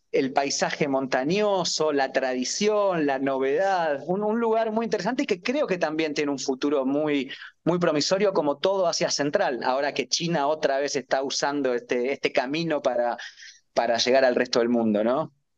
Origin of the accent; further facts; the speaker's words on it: Argentina; como argentino, es difícil que me pase eso en mi país